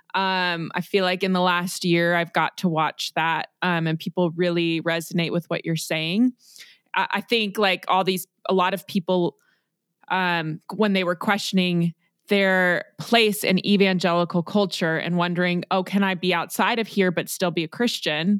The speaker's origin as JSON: {"language": "English", "town": "Los Angeles", "region": "California", "country": "United States", "tie": "born or raised there", "said": "I was born in Los Angeles."}